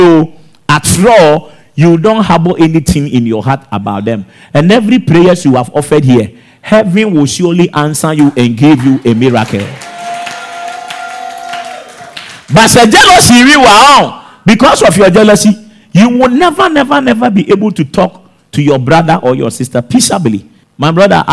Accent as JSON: {"language": "English", "town": "Techiman", "region": "Bono East", "country": "Ghana", "tie": "born or raised there", "also_born_or_lived": "Accra / Italy", "said": "my home town in Techiman"}